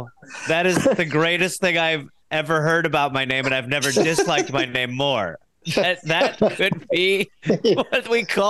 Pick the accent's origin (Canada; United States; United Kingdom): United Kingdom; I'm British.